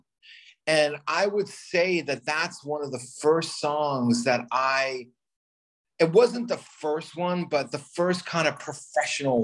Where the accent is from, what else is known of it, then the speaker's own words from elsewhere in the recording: New York City, New York, United States; moved away; also born or lived in Los Angeles; I'm from New York. I was living in Los Angeles